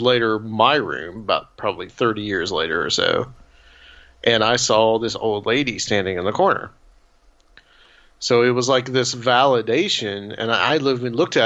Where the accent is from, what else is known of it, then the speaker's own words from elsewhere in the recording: Chattanooga, Tennessee, United States; now in Nashville, United States; I live in Nashville now. I'm from Chattanooga.